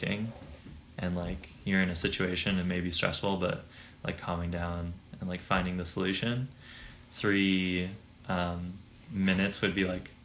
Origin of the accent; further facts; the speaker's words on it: San Diego, California, United States; also born or lived in Washington State / Colorado / Catalina Island; I'm from San Diego, California